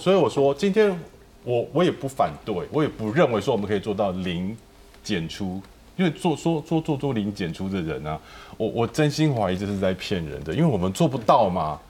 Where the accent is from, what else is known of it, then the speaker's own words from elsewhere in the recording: Taiwan; 台湾人从小吃抗生素、鸡、抗生素、猪，我们都是这样长大的